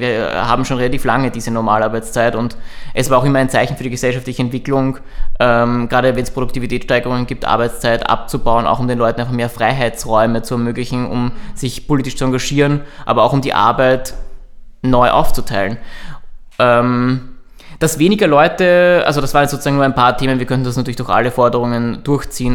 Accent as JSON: {"language": "German", "region": "Burgenland", "country": "Austria", "said": "ich komme aus dem Burgenland"}